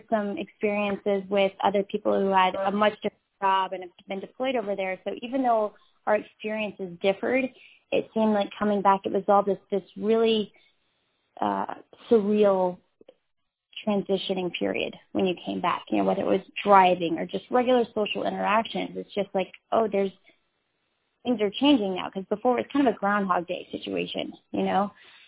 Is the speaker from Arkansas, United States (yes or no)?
yes; Fayetteville, Arkansas, United States; I'm from the Fayetteville area